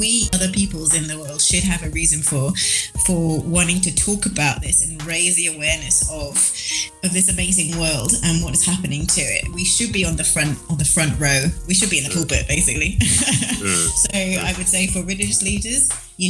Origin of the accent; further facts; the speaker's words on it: United Kingdom; moved away as an adult; now in Peru; I'm a British person